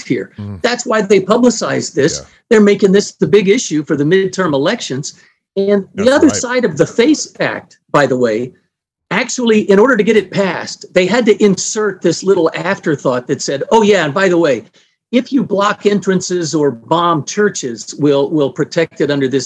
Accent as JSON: {"language": "English", "region": "Mississippi", "country": "United States", "tie": "born or raised there", "said": "my home state of Mississippi"}